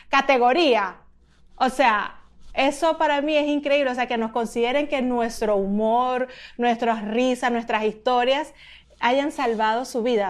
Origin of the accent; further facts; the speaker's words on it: Venezuela; moved away; después que me fui de Venezuela